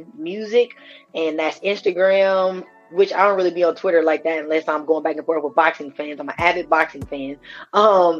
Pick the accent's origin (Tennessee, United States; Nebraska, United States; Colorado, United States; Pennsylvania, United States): Nebraska, United States; Omaha; I'm from Omaha